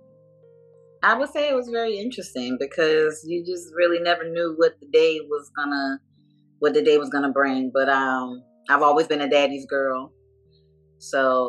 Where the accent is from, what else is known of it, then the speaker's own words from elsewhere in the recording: Jersey City, New Jersey, United States; also born or lived in Atlanta area, Georgia; now in Atlanta, United States; I'm from Jersey City, New Jersey